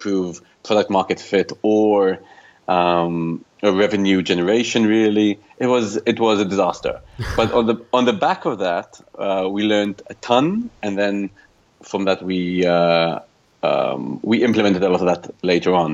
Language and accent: English; Israel; moved away as an adult; also born or lived in United Kingdom; now in London, United Kingdom; I founded Bubbles with my best friend back home in Israel